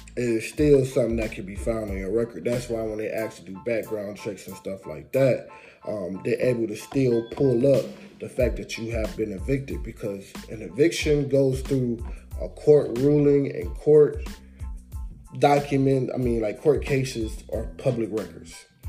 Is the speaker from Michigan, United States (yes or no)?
yes; Detroit, Michigan, United States; I'm from Detroit